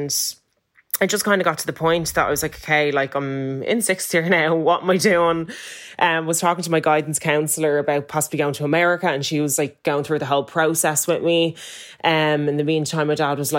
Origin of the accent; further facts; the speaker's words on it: Ireland; I'm coming from Ireland, which is predominantly white, then going to South Carolina to an all black school